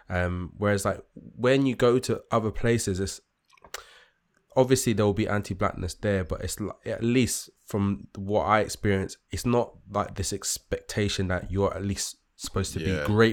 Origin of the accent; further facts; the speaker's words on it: London, United Kingdom; the maddest, like, thing is when you get looks from people that aren't even born and raised in London. That's what makes me go, like, mad.